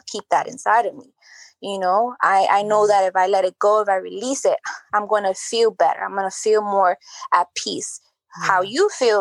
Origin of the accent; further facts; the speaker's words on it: United States; I identify as being Dominican because my parents are Dominican. Even though I was born here in the United States, I say I'm Dominican.